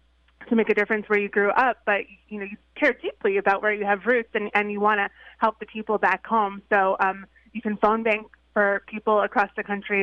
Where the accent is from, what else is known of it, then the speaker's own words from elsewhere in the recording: Long Island, New York, United States; I grew up on Long Island